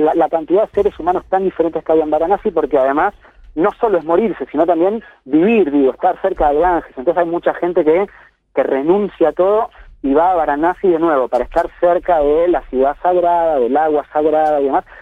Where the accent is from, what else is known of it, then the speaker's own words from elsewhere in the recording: Argentina; moved away as an adult; now in Kerala, India; soy argentino